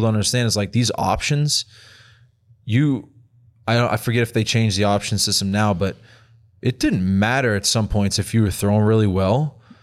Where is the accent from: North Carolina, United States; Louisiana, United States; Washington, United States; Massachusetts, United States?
Massachusetts, United States; Lynn; moved away; me growing up in Boston, all I did was think about the Red Sox